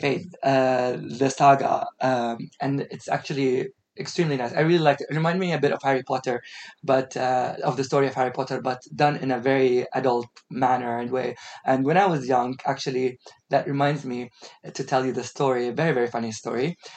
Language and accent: English; United Arab Emirates; also born or lived in Australia; growing up in an Emirati household